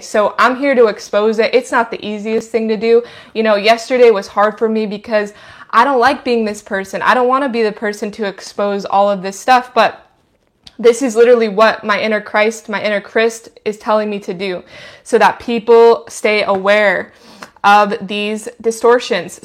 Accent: Idaho, United States; I'm from Idaho. I'm not from big cities

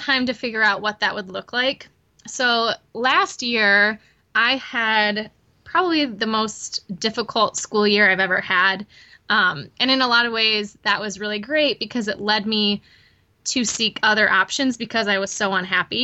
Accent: Michigan, United States; moved away as an adult; now in Chattanooga, United States; I am originally from Michigan, grew up there, went to college there

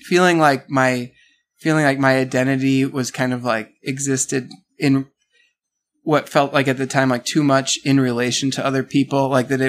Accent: Milwaukee, Wisconsin, United States; moved away as an adult; also born or lived in New Mexico / Minneapolis; I grew up in Milwaukee.

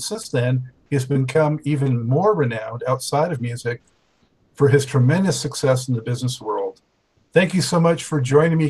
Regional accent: Los Angeles, California, United States; I grew up in Los Angeles.

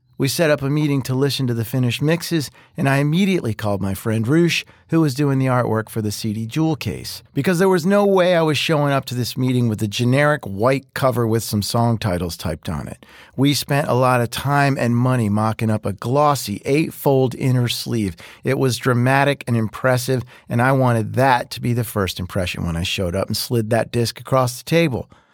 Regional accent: Philadelphia, Pennsylvania, United States; moved away; I'm from Philly

